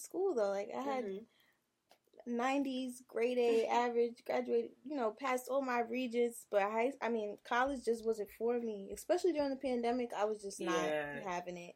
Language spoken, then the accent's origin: English; New York City, New York, United States; growing up in Queens, my mom was really strict